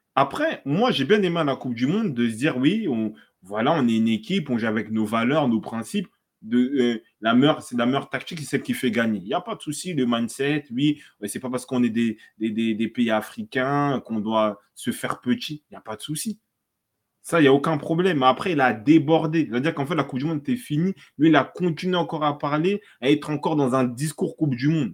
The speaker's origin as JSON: {"language": "French", "country": "DR Congo", "said": "je suis congolais"}